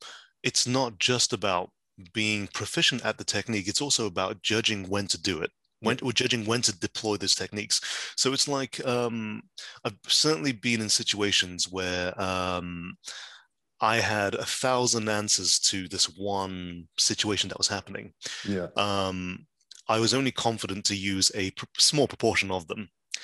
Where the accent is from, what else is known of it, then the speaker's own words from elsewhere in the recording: West Midlands, United Kingdom; I grew up in the West Midlands.